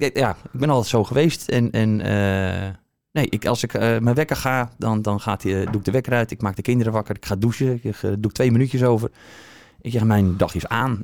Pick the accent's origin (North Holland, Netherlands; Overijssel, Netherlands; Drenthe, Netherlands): North Holland, Netherlands; Aerdenhout; moved away as an adult; also born or lived in Haarlem; now in Alkmaar, Netherlands; Geboren in Aardenhout.